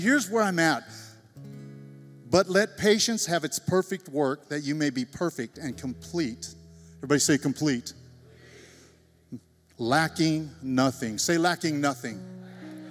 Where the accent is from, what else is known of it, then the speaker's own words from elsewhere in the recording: Shafter, California, United States; now in Selma, United States; I grew up and graduated Shafter High School. Amen? So I'm from Shafter